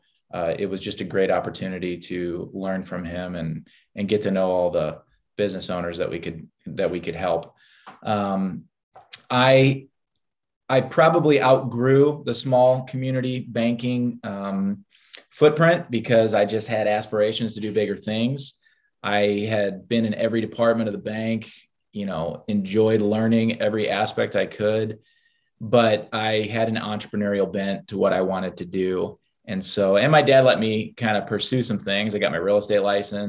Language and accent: English; St. Louis, Missouri, United States; born and bred in St. Louis, kind of grew up in the Chesterfield and Eureka area